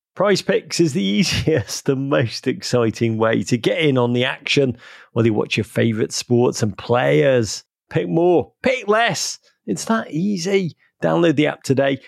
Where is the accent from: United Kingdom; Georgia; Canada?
United Kingdom; Liverpool, North West England; moved away; I actually spent the holiday back in Liverpool, my hometown